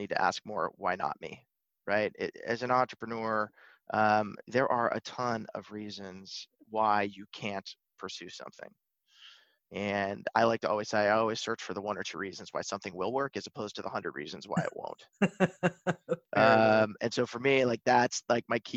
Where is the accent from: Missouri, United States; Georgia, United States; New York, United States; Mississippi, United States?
New York, United States; Buffalo; moved away as an adult; also born or lived in Cleveland, Ohio / Manhattan, New York; now in Los Angeles, United States; I grew up in Buffalo, New York